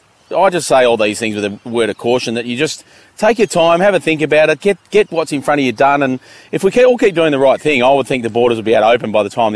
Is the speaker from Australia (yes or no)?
yes; Western Australia, Australia; also born or lived in Melbourne, Victoria, Australia; When I moved home to Western Australia from Melbourne